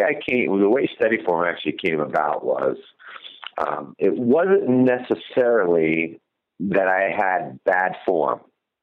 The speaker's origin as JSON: {"language": "English", "region": "New Jersey", "country": "United States", "tie": "born or raised there", "said": "I ended up taking my largest whitetail buck yet of my career, which is in my home state of New Jersey"}